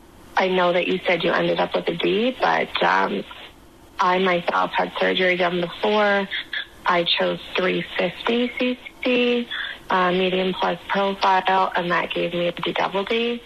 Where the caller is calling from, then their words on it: Halifax, Nova Scotia, Canada; I'm calling in from Halifax, Nova Scotia, Canada.